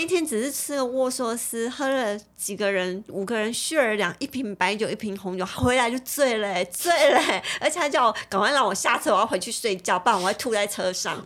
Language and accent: Chinese; Taiwan; 以我们台湾人的立场